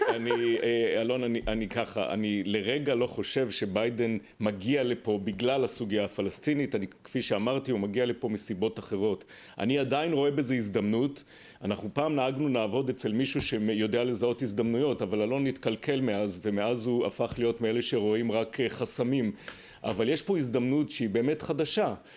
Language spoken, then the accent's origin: Hebrew; Israel; ואני כישראלי